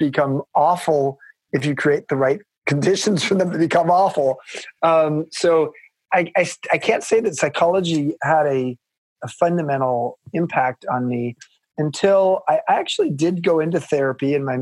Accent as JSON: {"language": "English", "town": "Long Beach", "region": "California", "country": "United States", "tie": "born or raised there", "said": "I grew up in Southern California in a place called Long Beach"}